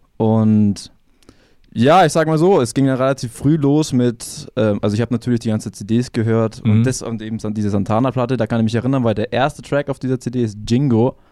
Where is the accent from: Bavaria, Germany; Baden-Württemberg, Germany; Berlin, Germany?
Bavaria, Germany; Ingolstadt; ich bin aufgewachsen in Etting. Also kennt man ja Etting mhm. direkt hinter der Audi